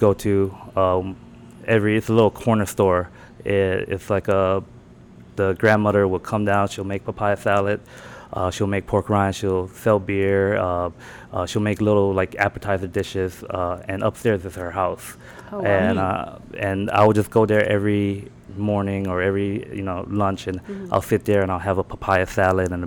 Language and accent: English; North Carolina, United States; moved away as an adult; also born or lived in California / Laos; now in Orlando, United States; I grew up here. Born in California, mm-hmm. raised in North Carolina